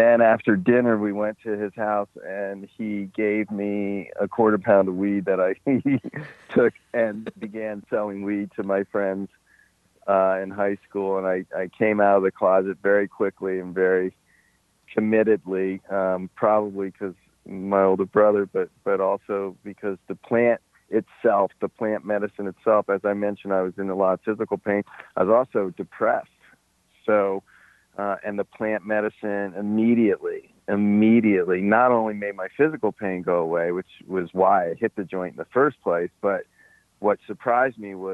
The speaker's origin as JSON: {"language": "English", "town": "Washington", "region": "District of Columbia", "country": "United States", "tie": "born or raised there", "also_born_or_lived": "Alexandria, Virginia", "said": "we grew up in Washington, D.C."}